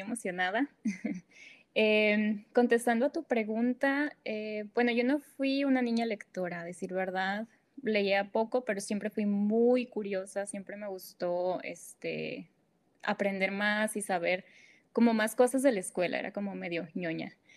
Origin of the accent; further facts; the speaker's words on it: northern Mexico, Mexico; first language Spanish; soy del, del, norte de México, ¿no? Tenemos nuestro propio lenguaje